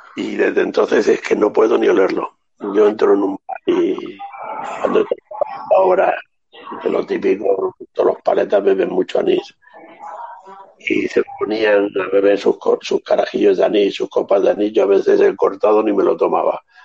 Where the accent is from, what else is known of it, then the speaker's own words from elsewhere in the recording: Andalusia, Spain; se celebra en mi casa en Navidad, la Nochebuena todos los años, como andaluces que somos